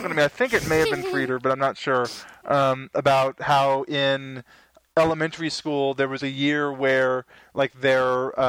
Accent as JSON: {"language": "English", "country": "United States", "also_born_or_lived": "Texas", "said": "I'm from America, not Britain Land."}